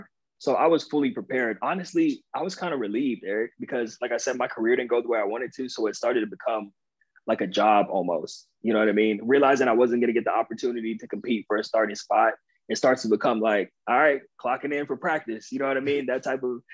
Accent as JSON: {"language": "English", "region": "Southern California", "country": "United States", "tie": "born or raised there", "also_born_or_lived": "Long Island, New York", "moved": "as an adult", "said": "I grew up in Southern California"}